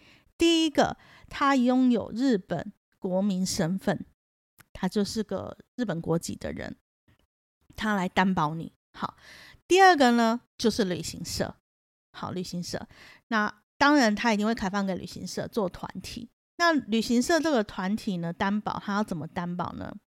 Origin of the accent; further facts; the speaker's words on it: Taiwan; 我们台湾人